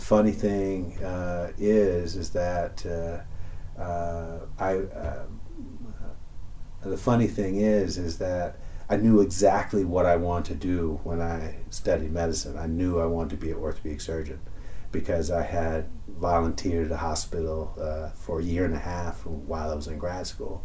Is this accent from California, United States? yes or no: no; Detroit, Michigan, United States; moved away; I grew up in Detroit, Michigan, kind of a middle class family